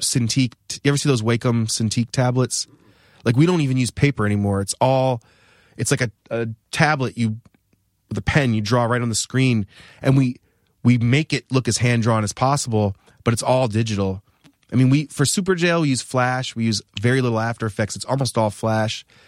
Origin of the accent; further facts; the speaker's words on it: New Hampshire, United States; moved away as an adult; also born or lived in Rhode Island; I grew up in New Hampshire.